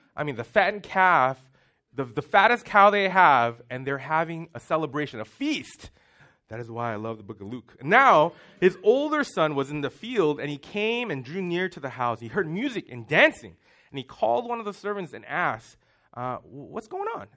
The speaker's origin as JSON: {"language": "English", "country": "Singapore", "tie": "born or raised there", "moved": "yes", "said": "we grew up in Singapore"}